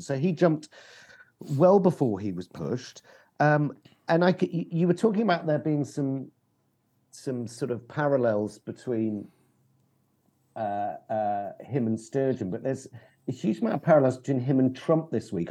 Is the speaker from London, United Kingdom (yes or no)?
yes; London, United Kingdom; as a Londoner